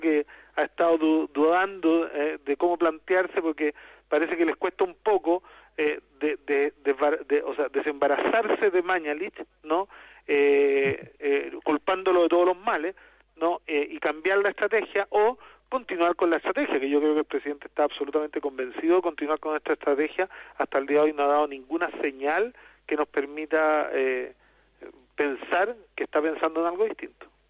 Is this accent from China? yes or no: no; Chile; nuestro país